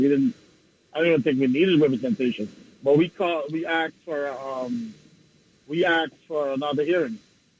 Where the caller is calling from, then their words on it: Long Island, New York, United States; Good evening. … I'm from Long Island.